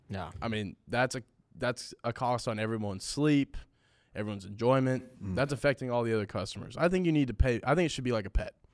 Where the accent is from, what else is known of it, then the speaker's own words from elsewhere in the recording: California, United States; growing up in California